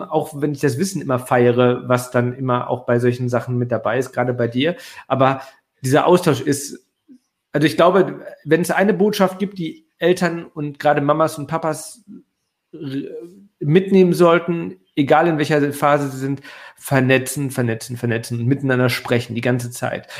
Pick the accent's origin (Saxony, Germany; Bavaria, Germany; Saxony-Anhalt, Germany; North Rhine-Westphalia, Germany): North Rhine-Westphalia, Germany; Ruhr area; ich komme aus dem Ruhrgebiet